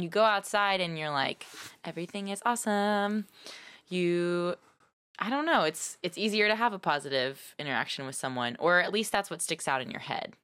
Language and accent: English; Nashville, Tennessee, United States; also born or lived in Texas; now in San Francisco Bay Area, United States; I was raised in Nashville and Texas.